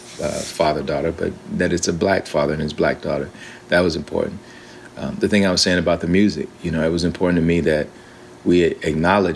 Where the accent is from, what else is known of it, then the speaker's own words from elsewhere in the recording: Alabama, United States; I'm from Alabama, and my grandfather was a preacher, and so we grew up in that kind of a tradition.